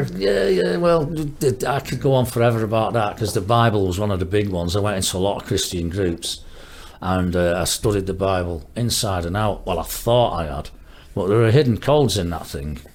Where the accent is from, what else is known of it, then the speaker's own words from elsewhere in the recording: Marple, North West England, United Kingdom; also born or lived in Stockport / Cumbria; I was born in Stockport. Um, I was there for the first five, six years of my life. Then we moved to a little place called uh, Green, which is uh, near Marple which is a nice little village at the time. And I went to school in primary school there and secondary school there.